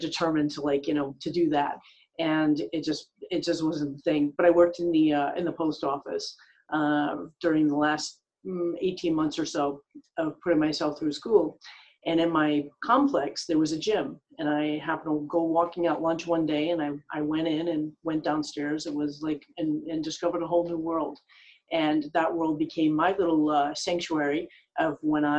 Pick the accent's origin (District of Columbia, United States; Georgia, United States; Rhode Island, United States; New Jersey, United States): Rhode Island, United States; moved away as an adult; now in Los Angeles, United States; I actually started in back east, growing up in Rhode Island.